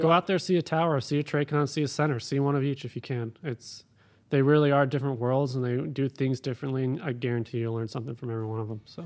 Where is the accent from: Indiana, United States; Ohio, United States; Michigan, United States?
Ohio, United States; Cleveland; also born or lived in Florida; now in Bakersfield, United States; I grew up in Cleveland, went to school in Florida